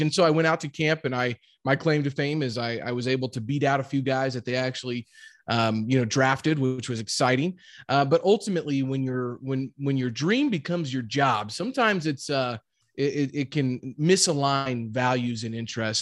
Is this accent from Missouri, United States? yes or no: yes; Jefferson City, Missouri, United States; also born or lived in Warrensburg, Missouri; I grew up in Jefferson City, Missouri